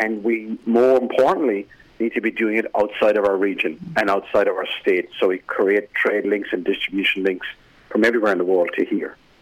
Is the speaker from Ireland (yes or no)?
yes; Ireland; accent: Irish; moved away as an adult; now in Newcastle, Australia; I've just been home to Ireland to visit my parents